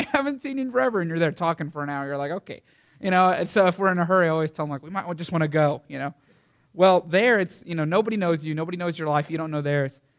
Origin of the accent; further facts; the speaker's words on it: Canyon, Texas, United States; I'm from Canyon, Texas